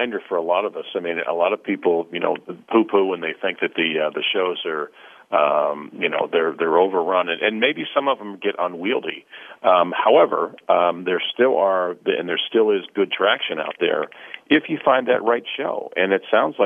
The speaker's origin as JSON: {"language": "English", "region": "East Coast", "country": "United States", "tie": "born or raised there", "moved": "yes", "lives_now": "Cleveland, United States", "said": "I grew up on the East Coast"}